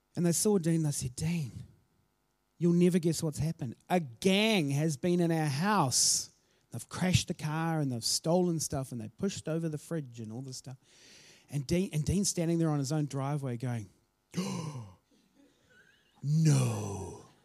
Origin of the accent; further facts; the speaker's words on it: Auckland, New Zealand; also born or lived in Christchurch; I grew up in South Auckland